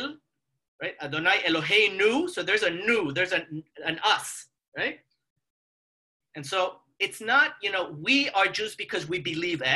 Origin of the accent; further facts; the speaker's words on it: Mexico; moved away; I come from Mexico